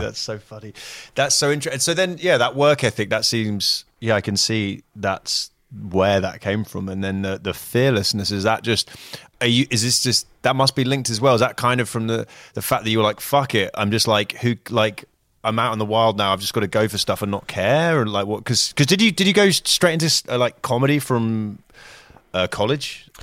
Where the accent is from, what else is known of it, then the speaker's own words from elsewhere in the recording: United Kingdom; moved away; as a Brit